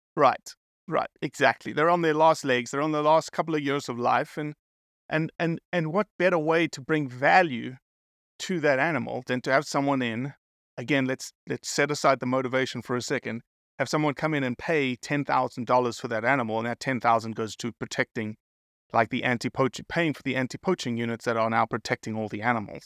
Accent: South Africa; I'm South African

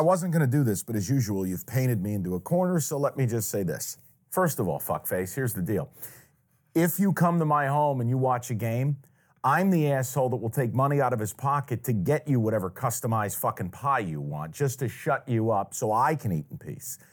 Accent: New York, United States; now in Detroit, United States; I'm from New York, mind you, I'm Italian.

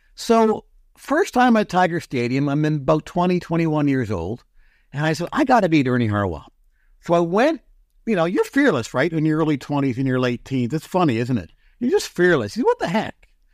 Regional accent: London, Ontario, Canada; growing up in London, at that time when I was young

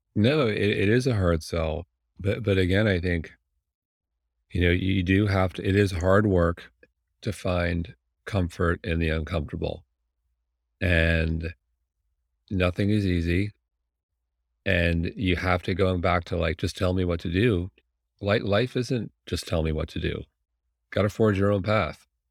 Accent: Manhasset, New York, United States; moved away; I grew up in Manhasset

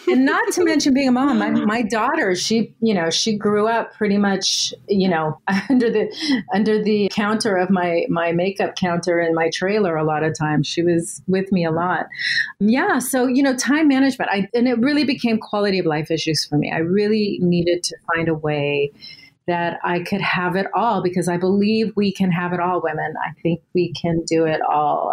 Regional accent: Southern California, United States; I was born in Southern California.

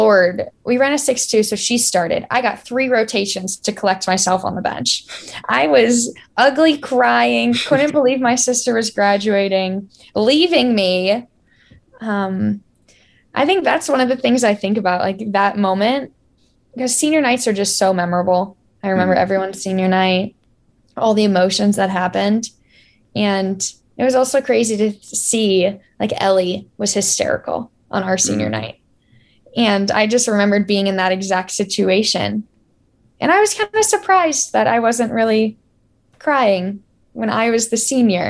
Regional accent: Florida, United States; I grew up around Florida volleyball

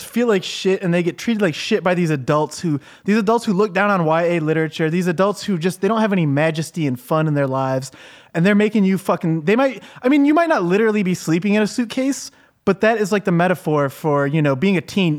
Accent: United States; I'm American

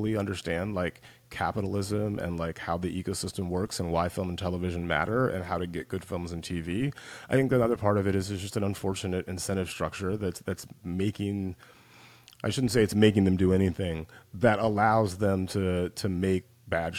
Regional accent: West Central Georgia, United States; now in Los Angeles, United States; I grew up in West Central Georgia

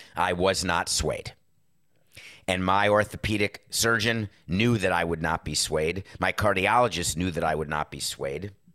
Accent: New York, United States

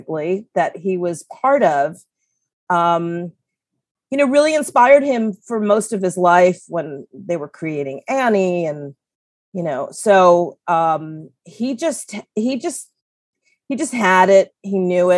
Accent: New York City, New York, United States; this life growing up in Manhattan

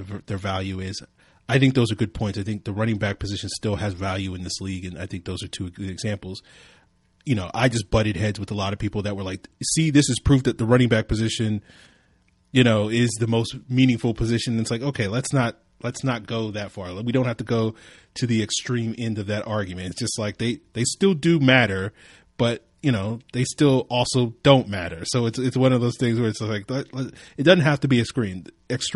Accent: Virginia, United States; my home state of Virginia

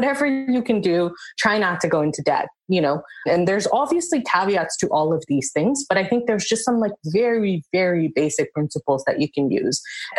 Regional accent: India; And my husband's African and I'm Indian.

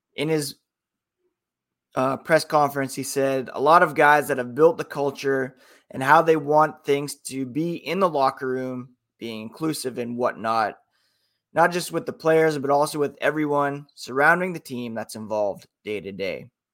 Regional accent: Canada; as a Canadian

